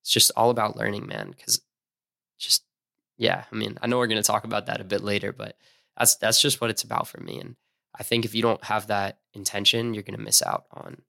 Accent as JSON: {"language": "English", "region": "East Coast", "country": "United States", "tie": "born or raised there", "said": "Growing up on the East Coast, everyone romanticizes California."}